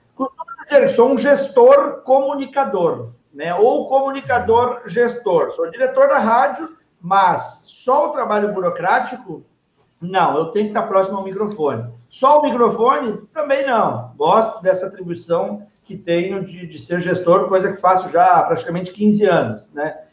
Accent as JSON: {"language": "Portuguese", "town": "Novo Hamburgo", "region": "Rio Grande do Sul", "country": "Brazil", "tie": "born or raised there", "moved": "as an adult", "lives_now": "Dois Irmãos, Brazil", "said": "sou natural de Novo Hamburgo. Há 12 anos resido em Dois Irmãos"}